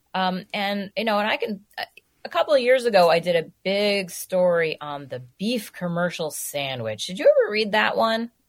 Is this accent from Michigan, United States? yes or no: no; New York City, New York, United States; now in Minnesota, United States; I grew up in New York City